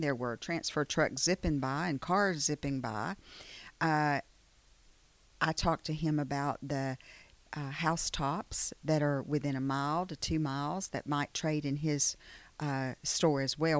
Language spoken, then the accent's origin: English; Chilton County, Alabama, United States; also born or lived in Prattville, Alabama; I grew up in Chilton County.